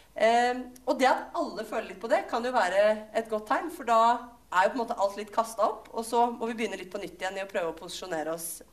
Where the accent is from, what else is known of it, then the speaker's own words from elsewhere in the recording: Jessheim, Viken, Norway; jeg kommer fra Jessheim Ullensaker